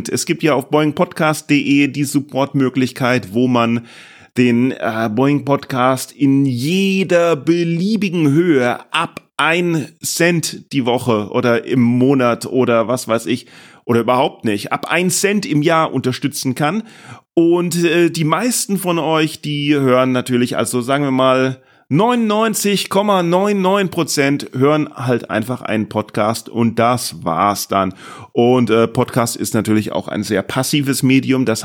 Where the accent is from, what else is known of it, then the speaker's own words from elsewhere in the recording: Boston, Massachusetts, United States; now in Germany; Aus Boston. Ah, ja. Ich komme aus Boston.